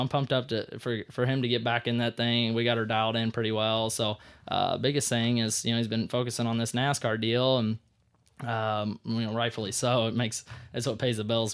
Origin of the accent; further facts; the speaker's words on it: St. Louis, Missouri, United States; moved away; I grew up in St. Louis watching dad race